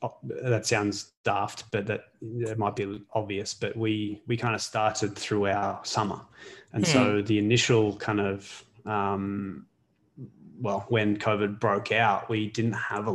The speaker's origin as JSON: {"language": "English", "town": "Melbourne", "region": "Victoria", "country": "Australia", "tie": "born or raised there", "moved": "as an adult", "lives_now": "Canada", "said": "I'm a Hawthorn supporter. I'm from Glen Waverley in Melbourne."}